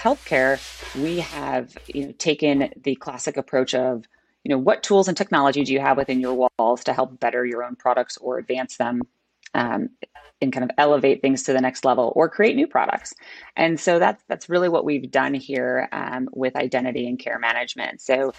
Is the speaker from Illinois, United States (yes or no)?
yes; Chicago, Illinois, United States; So I'm a born and bred Chicagoan